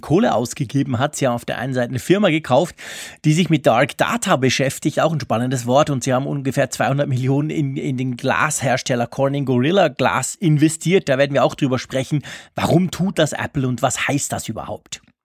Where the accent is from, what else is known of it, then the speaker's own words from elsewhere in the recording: Switzerland; bei uns in der Schweiz